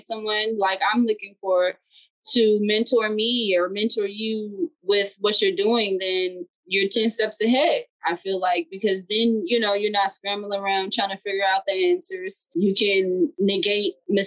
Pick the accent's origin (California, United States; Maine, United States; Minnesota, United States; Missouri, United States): California, United States; Los Angeles; I'm from LA, I'm from Watts. I'm from Watts, and that city does not get a lot of credit.